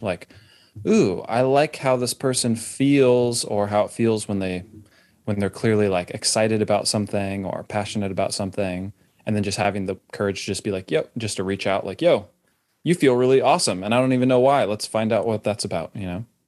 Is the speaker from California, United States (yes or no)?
yes; California, United States; now in Austin, United States; I grew up in California